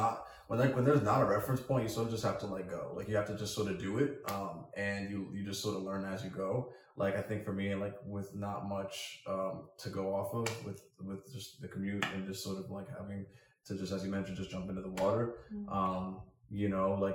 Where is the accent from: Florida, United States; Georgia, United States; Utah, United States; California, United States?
Georgia, United States; Alpharetta; moved away as an adult; now in Washington, D.C., United States; I'm from Alpharetta, Georgia